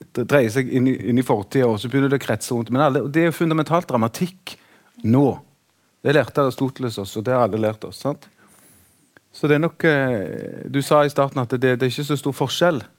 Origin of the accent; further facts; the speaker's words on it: Sandnes, Rogaland, Norway; Sandnes der jeg vokste opp